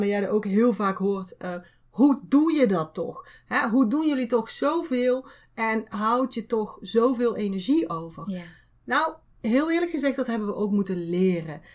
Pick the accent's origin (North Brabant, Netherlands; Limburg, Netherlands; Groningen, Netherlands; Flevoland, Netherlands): North Brabant, Netherlands; wij uit Brabant komen